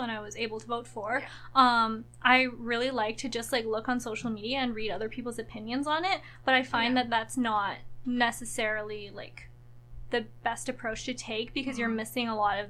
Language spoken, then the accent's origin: English; Ottawa, Ontario, Canada; moved away as an adult; also born or lived in Kitchener-Waterloo; now in Waterloo, Canada; I grew up in Ottawa